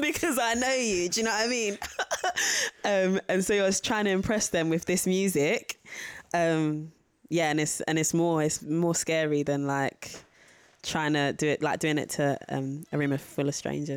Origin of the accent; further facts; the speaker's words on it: London, United Kingdom; it's about where I'm from. It's about Catford.